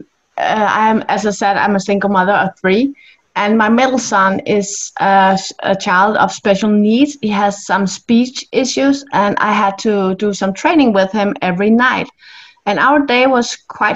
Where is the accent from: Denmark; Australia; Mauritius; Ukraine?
Denmark; I'm from Denmark in Europe